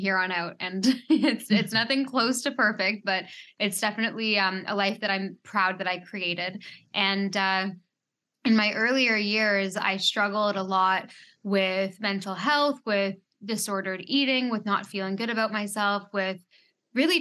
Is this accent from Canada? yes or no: yes; Canada; now in Bahamas; I am a Canadian, but I live in the Bahamas